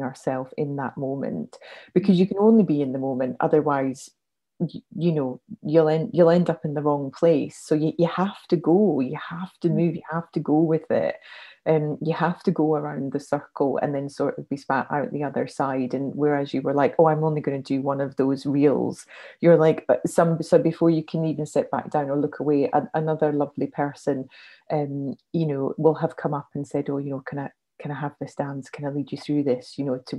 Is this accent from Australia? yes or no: no; Scotland, United Kingdom; moved away; also born or lived in South of England; as a Scot